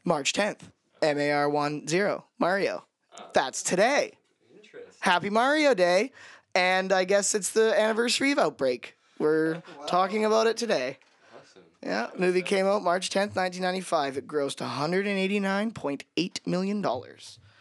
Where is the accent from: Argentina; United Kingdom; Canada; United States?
Canada; as a Canadian